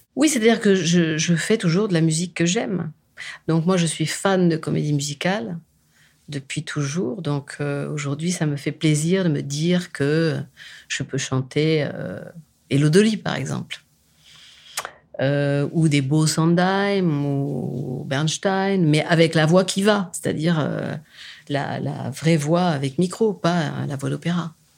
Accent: France; je suis française

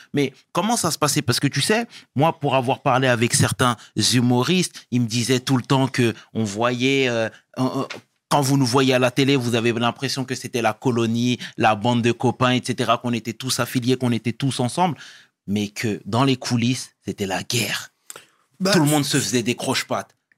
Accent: Sarcelles, Île-de-France, France; je venais de Sarcelles

